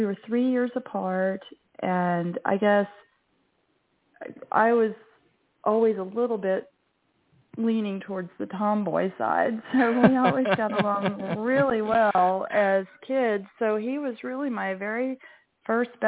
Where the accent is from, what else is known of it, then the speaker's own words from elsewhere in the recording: rural Kansas, United States; I grew up in rural Kansas, kind of the epitome of small town America